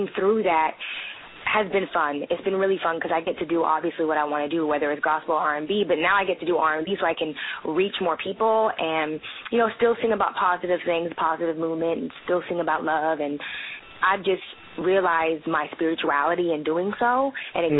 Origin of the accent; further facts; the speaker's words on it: Portland, Oregon, United States; also born or lived in Santa Rosa, California; I was born in Santa Rosa, California, and I was raised in Portland, Oregon